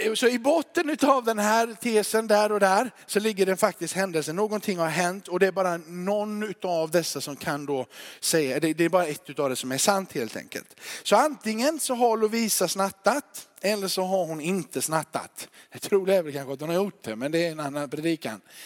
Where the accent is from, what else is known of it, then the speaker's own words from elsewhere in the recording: Småland, Sweden; accent: Småland dialect; now in Kåhög, Sweden; min småländska